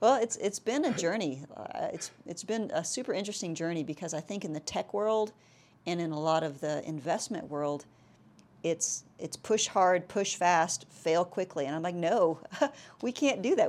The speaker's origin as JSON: {"language": "English", "region": "South Texas", "country": "United States", "tie": "born or raised there", "moved": "yes", "said": "I'm actually from South Texas"}